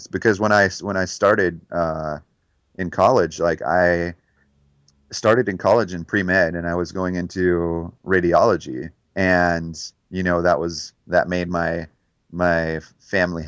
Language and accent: English; Detroit, Michigan, United States; moved away; growing up in Detroit